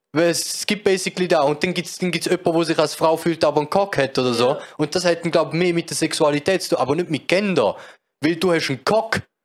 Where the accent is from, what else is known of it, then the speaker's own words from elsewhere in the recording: Switzerland; als Schweizer